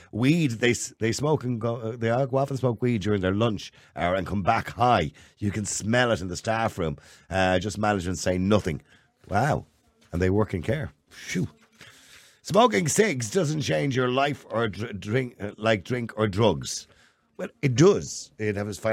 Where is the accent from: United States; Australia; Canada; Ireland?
Ireland; Dublin, Leinster; I came from Edenmore. Edenmore was a rough housing estate. It's a council estate.